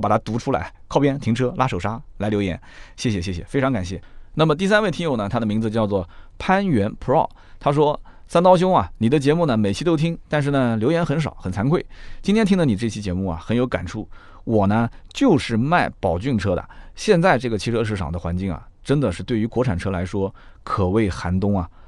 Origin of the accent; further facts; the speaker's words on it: Nanjing, Jiangsu, China; accent: Nanjing dialect; 我们南京话讲叫“男人有三宝，丑妻露天破棉袄”